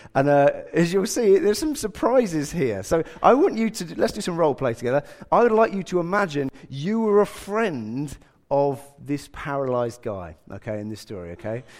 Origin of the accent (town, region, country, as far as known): England, United Kingdom